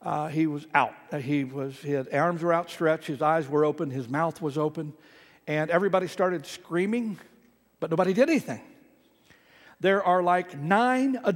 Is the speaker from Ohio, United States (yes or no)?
yes; Ohio, United States; moved away; I grew up in Ohio